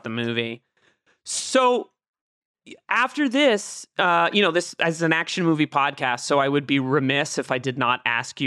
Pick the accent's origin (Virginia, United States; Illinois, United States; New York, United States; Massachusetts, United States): Massachusetts, United States; Boston; I'm from Boston. I grew up there.